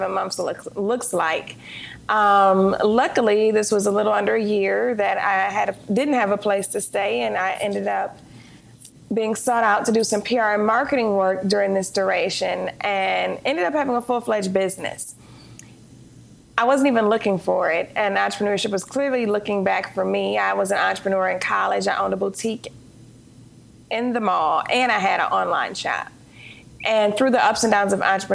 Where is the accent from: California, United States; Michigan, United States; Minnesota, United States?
Michigan, United States; Detroit; moved away as an adult; I'm from Detroit, Michigan.